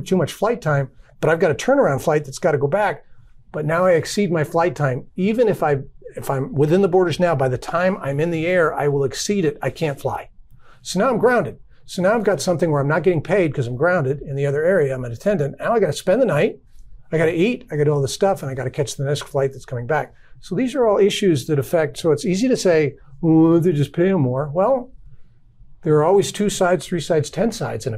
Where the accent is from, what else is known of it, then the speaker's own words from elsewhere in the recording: Southern Arizona, United States; now in Dallas, United States; I grew up in Southern Arizona